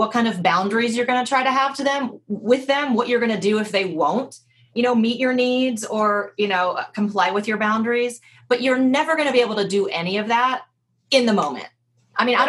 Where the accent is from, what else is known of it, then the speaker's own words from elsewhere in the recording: the South, United States; I grew up in the South